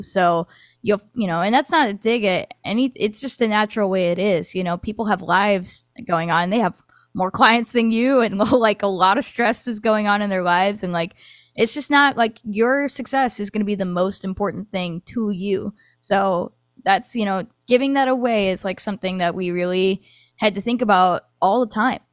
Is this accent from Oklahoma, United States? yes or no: no; Michigan, United States; moved away as an adult; now in Nashville, United States; I was actually born in Nashville and then lived in Michigan for, like, twenty years